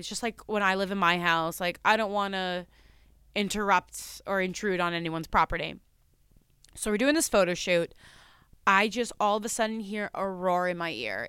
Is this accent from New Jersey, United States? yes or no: yes; New Jersey, United States; I'm from New Jersey